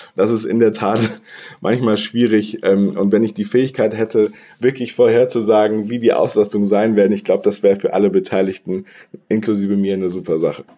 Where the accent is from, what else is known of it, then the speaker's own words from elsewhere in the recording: Bonn, North Rhine-Westphalia, Germany; moved away as an adult; also born or lived in Passau / Hamburg; ursprünglich komme ich aus Bonn und bin Rheinländer